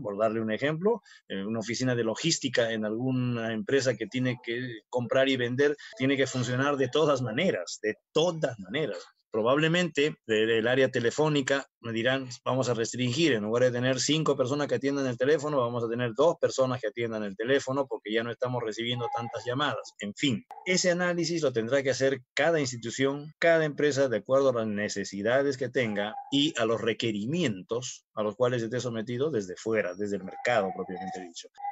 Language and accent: Spanish; Peru; querrámonos como peruanos